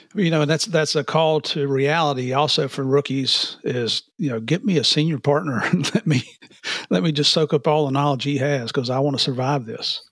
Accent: United States; moved away as an adult; also born or lived in Tennessee / West Virginia; now in Florida, United States; I grew up in Tennessee and West Virginia

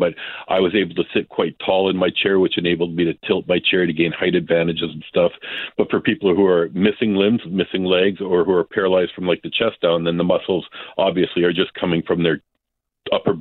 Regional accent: Canada; as a Canadian

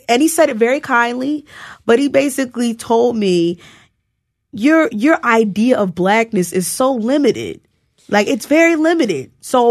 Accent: New Jersey, United States; I came from New Jersey and I knew that like part of the reason why Harlem seemed attractive to me because it seemed safer

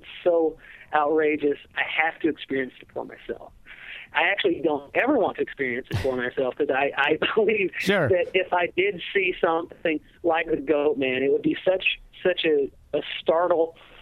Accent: Georgia, United States; now in Wisconsin, United States; I grew up originally. I was born in Georgia, in a very small town, out in the mountains

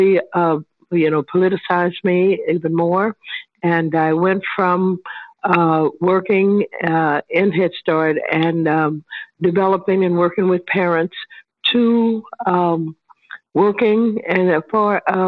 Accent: St. Louis, Missouri, United States; I was raised in St. Louis, you know, with a large family

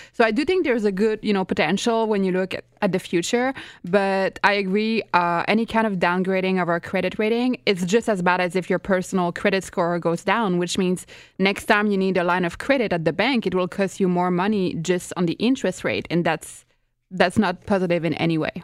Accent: Quebec, Canada; I'm from Quebec

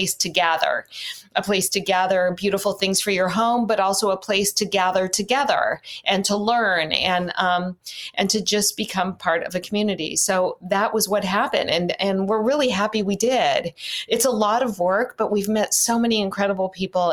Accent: Los Angeles, California, United States; moved away; I grew up in Los Angeles

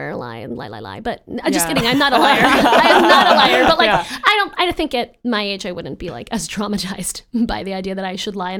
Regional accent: New York, United States; I don't know anything about sports, but as a New Yorker.

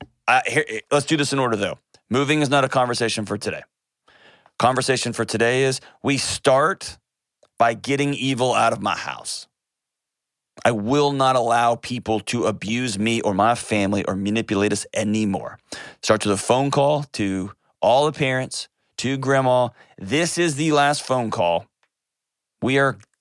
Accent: Houston, Texas, United States; moved away; my hometown, H-Town

